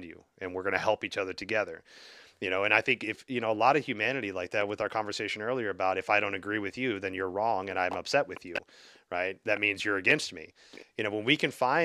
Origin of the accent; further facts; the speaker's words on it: the South, United States; I grew up in the South